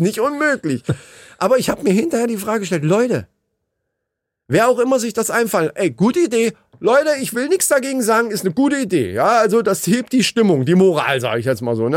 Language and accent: German; Hesse, Germany; Wie man bei uns in Hessen so sagt